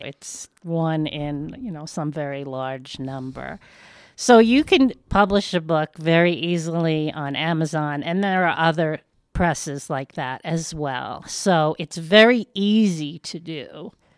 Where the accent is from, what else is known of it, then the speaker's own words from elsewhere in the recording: New York, United States; moved away as an adult; now in Westcliffe, United States; am a Jew from New York